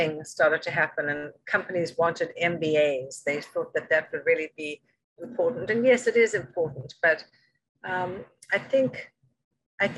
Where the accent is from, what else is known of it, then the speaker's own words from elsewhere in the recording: South Africa; moved away as an adult; also born or lived in London; now in New York, United States; Originally from South Africa